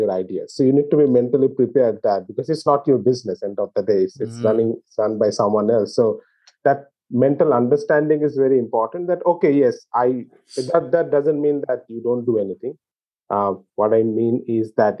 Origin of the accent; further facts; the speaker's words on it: India; growing up in India